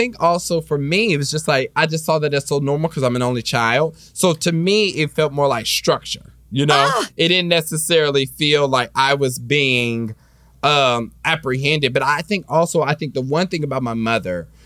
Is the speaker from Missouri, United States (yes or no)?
yes; Kansas City, Missouri, United States; now in Los Angeles, United States; I was raised in Kansas City, so I was raised in the Baptist church